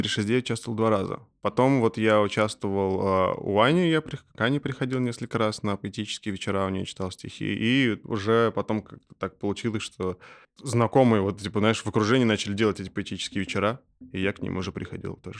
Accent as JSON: {"language": "Russian", "country": "Russia", "said": "мы из России"}